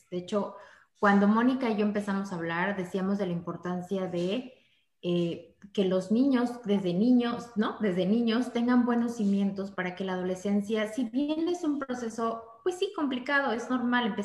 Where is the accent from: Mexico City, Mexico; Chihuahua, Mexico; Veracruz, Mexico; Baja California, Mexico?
Veracruz, Mexico; soy de Veracruz.